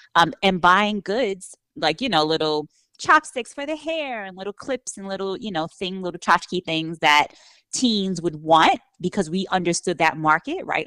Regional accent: New York City, New York, United States; moved away as an adult; I grew up in New York, I grew up with the pace, the energy

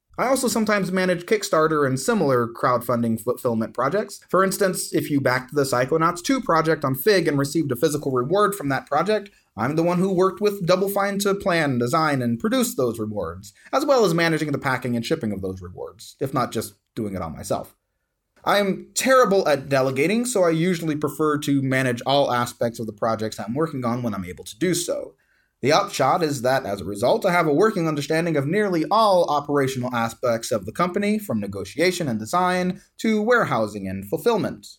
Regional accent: South Louisiana, United States; moved away as an adult; now in Tucson, United States; I was born and raised in South Louisiana

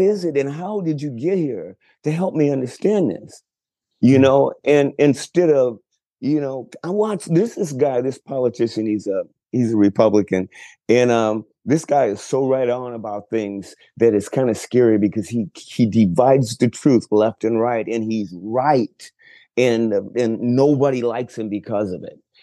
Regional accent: Chicago, Illinois, United States; moved away as an adult; also born or lived in Texas; now in Los Angeles, United States; I grew up in Chicago, then moved to Texas when I was almost 40

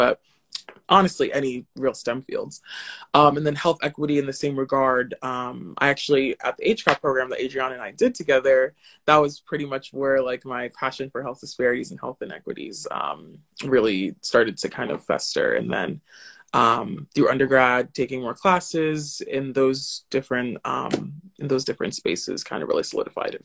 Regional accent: New Jersey, United States; I'm born and raised in Jersey, New Jersey

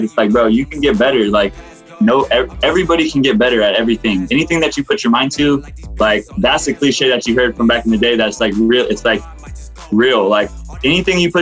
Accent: Fresno, California, United States; moved away as an adult; also born or lived in Los Banos, California / Kerman, California; I moved away from Fresno

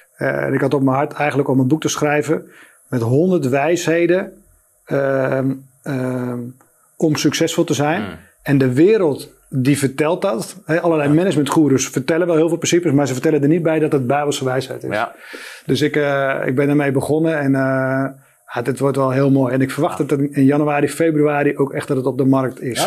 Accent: Spakenburg, Utrecht, Netherlands; moved away as an adult; also born or lived in Amsterdam; ik ben geboren in Spakenburg. Dat is een ondernemend dorp.

